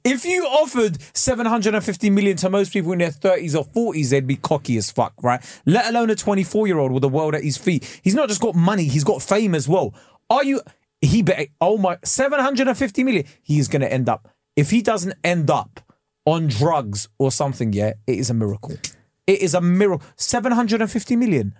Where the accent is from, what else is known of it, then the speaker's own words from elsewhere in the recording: England, United Kingdom; I am British